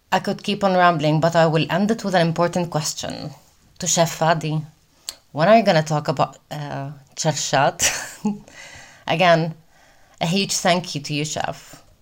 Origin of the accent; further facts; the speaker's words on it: Abu Dhabi, United Arab Emirates; moved away as an adult; also born or lived in Palestine; now in Madrid, Spain; half Palestinian from Beit Jala and half Spanish. I was born in Palestine and was raised in Abu Dhabi, UAE, since I was two years old. I moved to Madrid a little bit over a year ago